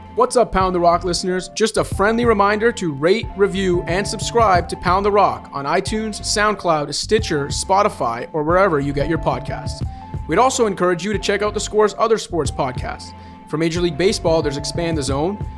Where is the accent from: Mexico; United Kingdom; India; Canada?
Canada; Toronto, Ontario; I'm from Toronto and have biases here